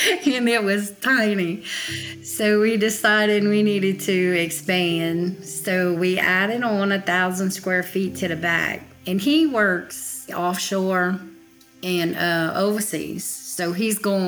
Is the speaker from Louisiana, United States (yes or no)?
yes; Houma, Louisiana, United States; I grew up in downtown Houma, Louisiana, about 60 miles south of New Orleans.